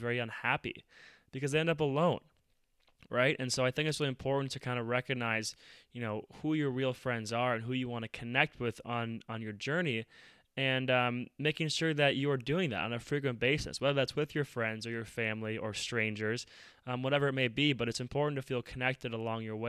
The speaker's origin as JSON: {"language": "English", "town": "Minneapolis", "region": "Minnesota", "country": "United States", "said": "I'm from Minneapolis, and this is where George Floyd was murdered"}